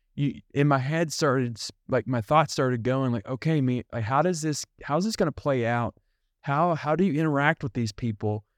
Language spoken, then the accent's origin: English; United States; They know that I'm from somewhere else. They know I'm from America.